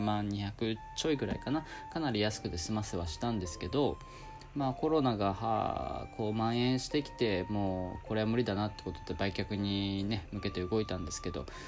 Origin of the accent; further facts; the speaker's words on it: Okinawa, Japan; 実家がちょっとあの、高台にあって、風がすごい強いんですよ。で、冬場とか、寒いんですね。沖縄なのに